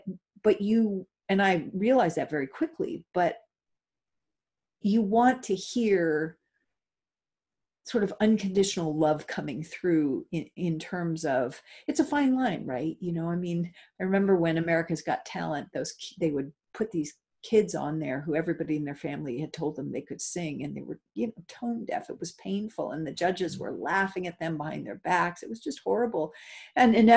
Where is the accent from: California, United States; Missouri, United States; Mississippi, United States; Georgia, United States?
California, United States; Los Angeles; I grew up in Hollywood